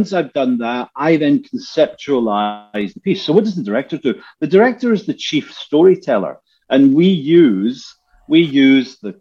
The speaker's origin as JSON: {"language": "English", "town": "Glasgow", "region": "Scotland", "country": "United Kingdom", "tie": "born or raised there", "also_born_or_lived": "Helsinki", "moved": "yes", "said": "We grew up in Easterhouse in the 70s"}